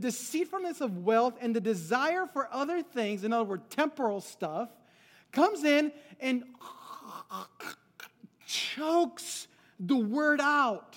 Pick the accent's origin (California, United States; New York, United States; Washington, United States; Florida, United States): California, United States; Los Angeles; also born or lived in Guadalajara, Mexico; I was born in Guadalajara, Mexico, but I was raised in L.A., California